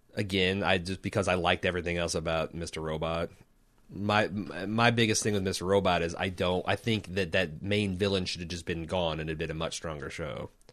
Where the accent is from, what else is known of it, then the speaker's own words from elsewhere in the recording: United States; I'm an American